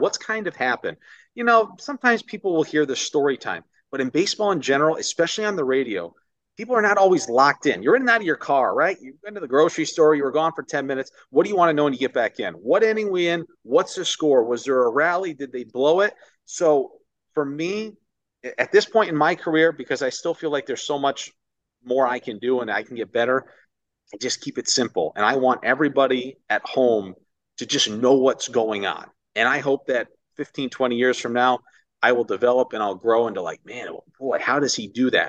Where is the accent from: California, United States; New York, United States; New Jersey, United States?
New York, United States; Ithaca; moved away as an adult; also born or lived in Orlando, Florida; now in Miami, United States; I grew up in New York my entire life